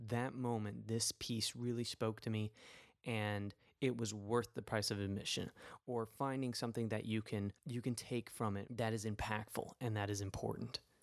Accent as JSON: {"language": "English", "town": "New York City", "region": "New York", "country": "United States", "tie": "born or raised there", "said": "my hometown"}